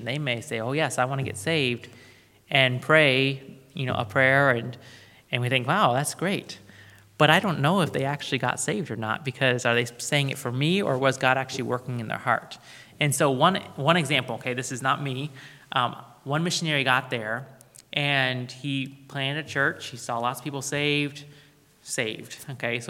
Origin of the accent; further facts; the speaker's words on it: United States; Americans like us